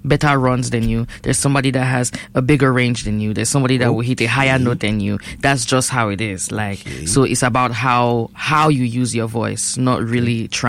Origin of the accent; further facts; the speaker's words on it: Northwest Region, Cameroon; I'm from Babanki and Bacham. So those are the dialects that they speak.